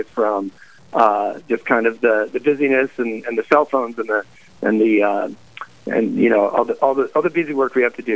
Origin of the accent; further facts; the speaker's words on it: Colorado, United States; now in Wyoming, United States; I'm from Colorado